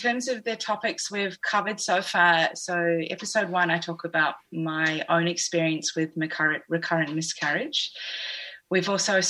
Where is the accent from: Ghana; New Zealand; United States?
New Zealand; accent: New Zealand; I think that's my New Zealand accent.